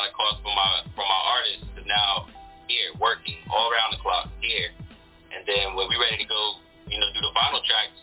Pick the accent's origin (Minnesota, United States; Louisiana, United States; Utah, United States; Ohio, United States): Louisiana, United States; Baton Rouge; now in Lexington Park, United States; I was born in Baton Rouge, Louisiana. I'm from the South